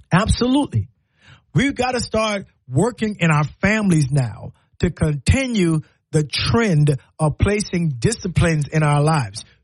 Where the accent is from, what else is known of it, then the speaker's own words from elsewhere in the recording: the Carolinas, United States; now in Alabama, United States; Well, I'm, I'm from Carolina. I don't know what we call it here in Alabama, but they call it stew chicken, right?